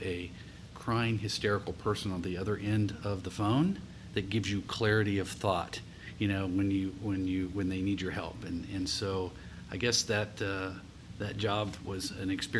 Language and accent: English; rural community in southeast Ohio, United States; also born or lived in Columbus, Ohio; I was actually raised in a rural community in southeast Ohio